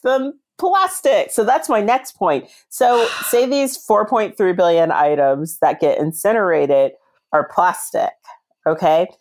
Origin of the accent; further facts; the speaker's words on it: Reston, Virginia, United States; I volunteered in a charity shop near my hometown in Reston.